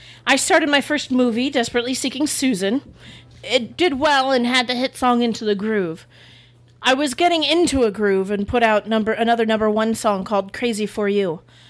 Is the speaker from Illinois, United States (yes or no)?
yes; Chicago, Illinois, United States; I'm from Chicago. And you don't do that if you're from Chicago.